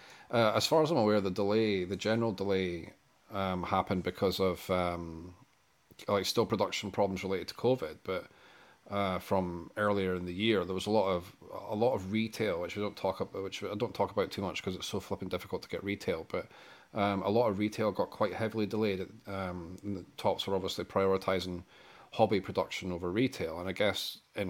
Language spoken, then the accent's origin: English; Scotland, United Kingdom; being a Scotsman